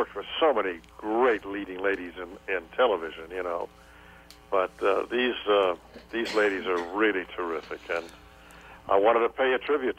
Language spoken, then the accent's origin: English; Los Angeles, California, United States; also born or lived in Michigan; My father moved from there to California, and then I grew up in California, Los Angeles.